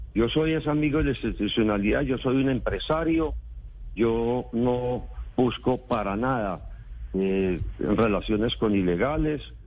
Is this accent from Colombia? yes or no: yes; Antioquia, Colombia; yo soy un dirigente antioqueño